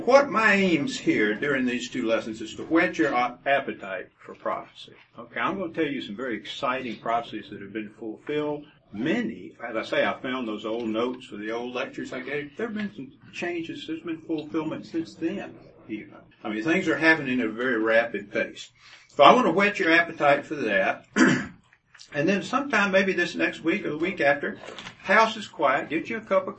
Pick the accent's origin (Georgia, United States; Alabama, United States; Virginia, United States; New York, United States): Georgia, United States; Decatur; also born or lived in Nashville, Tennessee; I was born and raised out near Decatur